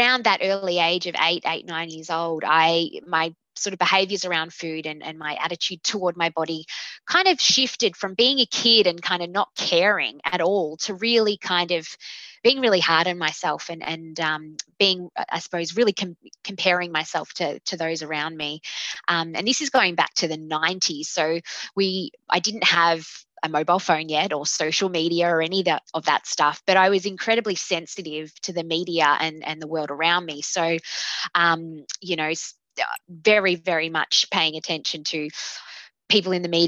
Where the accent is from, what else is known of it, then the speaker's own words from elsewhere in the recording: Melbourne, Victoria, Australia; I am 31 years old, and I am from Melbourne, Victoria